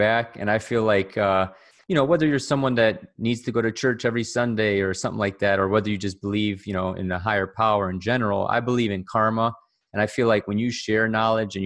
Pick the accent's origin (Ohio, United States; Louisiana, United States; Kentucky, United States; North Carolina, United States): Ohio, United States; Cleveland; born and raised in Cleveland, Ohio, just a regular guy